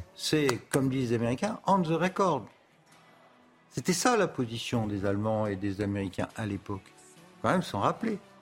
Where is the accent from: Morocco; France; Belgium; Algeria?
France; nous on est Français